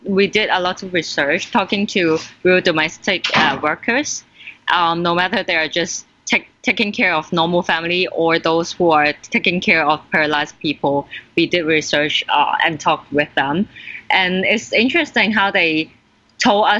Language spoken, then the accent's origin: English; Philippines; as a Filipino